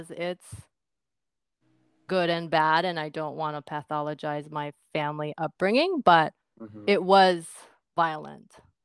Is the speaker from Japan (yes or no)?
yes; Japan; my family environment being third generation Korean, born and raised in Japan